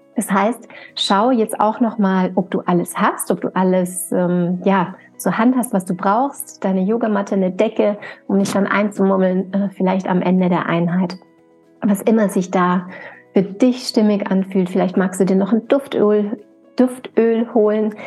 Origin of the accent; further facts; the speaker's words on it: St. Johann in Tirol, Tyrol, Austria; now in Upper Franconia, Germany; meiner Heimatregion St. Johann in Tirol